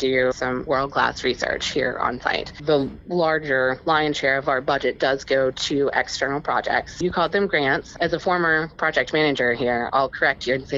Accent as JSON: {"language": "English", "region": "West Virginia", "country": "United States", "tie": "born or raised there", "said": "born and raised in West Virginia, and it is definitely a very coal-centric and fossil fuel-focused state and region"}